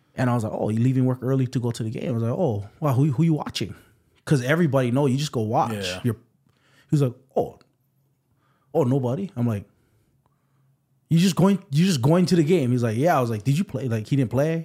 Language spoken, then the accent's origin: English; Waipahu, Hawaii, United States; I'm from Waipahu, um, grew up here